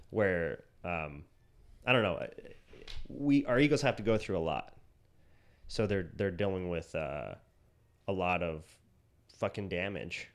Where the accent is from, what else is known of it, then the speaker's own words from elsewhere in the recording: Utah, United States; we grew up in, like, fundamentalist Utah